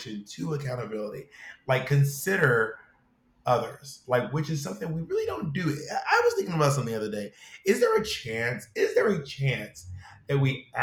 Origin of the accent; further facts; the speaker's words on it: Georgia, United States; I'm from the South. I'm from Georgia.